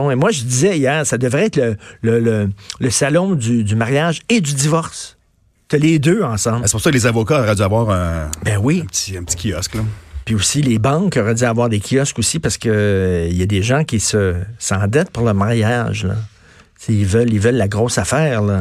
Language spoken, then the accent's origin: French; Montreal, Quebec, Canada; Moi, j'ai grandi à Verdun